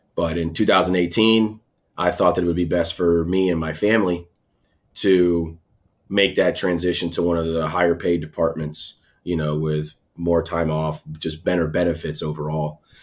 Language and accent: English; Tampa, Florida, United States; also born or lived in Schenectady, New York; Moved down to Tampa, Florida when I was two, three years old. So I was raised down here in Tampa.